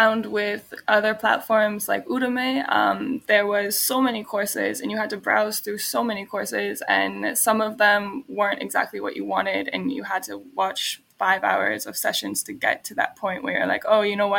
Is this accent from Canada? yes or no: yes; Canada; Since I'm Canadian, I'm only allowed in Europe for 3 months without a visa.